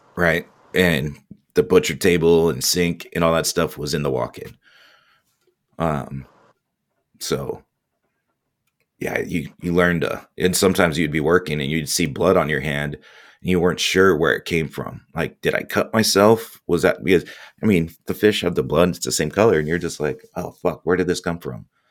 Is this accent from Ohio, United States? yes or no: no; Orange County, Southern California, United States; moved away as an adult; also born or lived in Indianapolis / Dallas; born and raised Southern California, Orange County